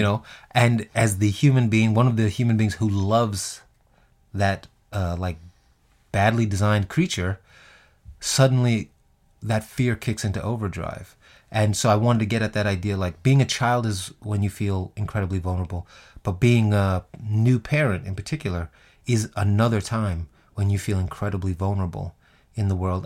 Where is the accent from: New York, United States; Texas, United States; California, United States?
New York, United States; New York City; Growing up in Queens as a black kid